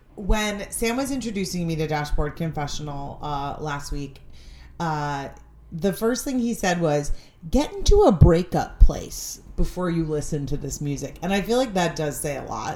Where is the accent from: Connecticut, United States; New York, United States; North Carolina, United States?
Connecticut, United States; Stamford; my friends and I, we grew up in Stamford, Connecticut